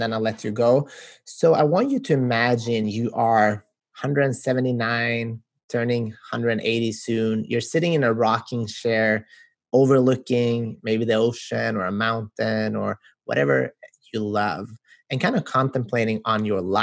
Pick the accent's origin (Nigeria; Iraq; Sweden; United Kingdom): Sweden; We're from Sweden